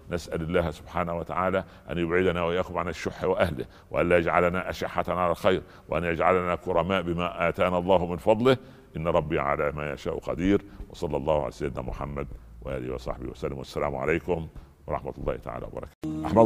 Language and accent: Arabic; Egypt; امه ولدته ابن سبعه عندنا في مصر ابن سبعه يعني عصبي